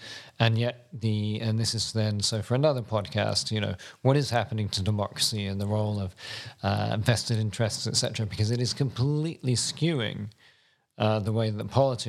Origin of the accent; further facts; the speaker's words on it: United States; now in Australia; my wife never likes me saying publicly that I'm American.